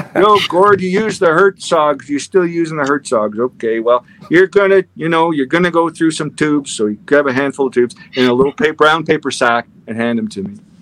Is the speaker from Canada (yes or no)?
yes; Winnipeg, Manitoba, Canada; also born or lived in Toronto; now in Texas, United States; I was born in Winnipeg.